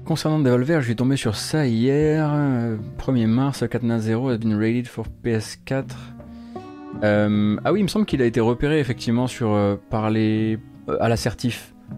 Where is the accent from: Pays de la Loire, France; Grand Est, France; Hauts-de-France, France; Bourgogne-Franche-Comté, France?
Grand Est, France; Saint-Avold; Mais je suis pas né dans la Fench, moi. Attention, je suis né à Saint-Avold